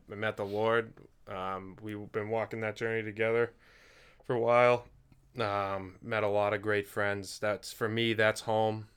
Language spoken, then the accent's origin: English; Duxbury, Massachusetts, United States; born or raised there